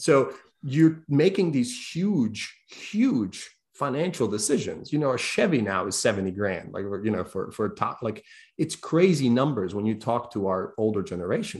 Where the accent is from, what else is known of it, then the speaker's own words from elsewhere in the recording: Croatia; now in United States; I'm broke kid from Croatia